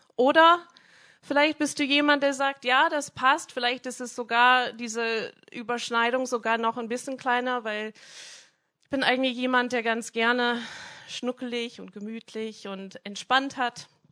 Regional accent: Minnesota, United States; German is a second language; moved away; ich bin in einem kleinen Dorf aufgewachsen in Amerika, so 60 Einwohner, mitten auf dem Land. Ähm, ich komme aus Minnesota

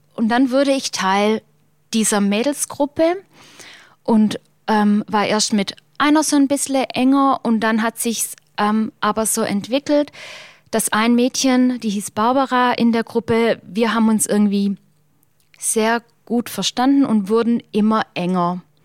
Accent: Germany; Schäklingen ist der Ort, wo ich herkomme

